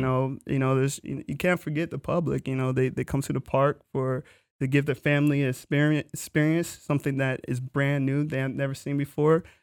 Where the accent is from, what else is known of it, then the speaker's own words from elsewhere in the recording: Florida, United States; I'm from Florida, so, um, Universal was in the backyard